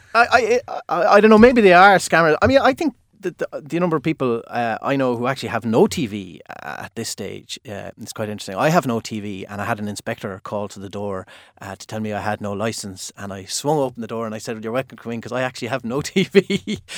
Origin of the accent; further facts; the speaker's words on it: Limerick, Munster, Ireland; I'm from Limerick.